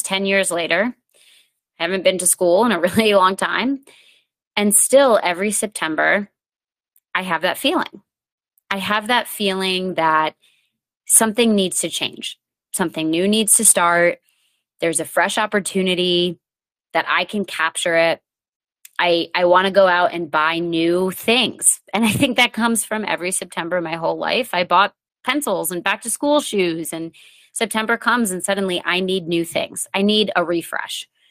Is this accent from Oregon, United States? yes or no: no; New England, Connecticut, United States; I grew up in New England